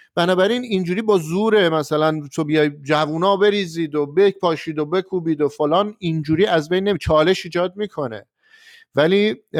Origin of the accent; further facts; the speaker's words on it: Tehran, Tehran Province, Iran; من از تهرانش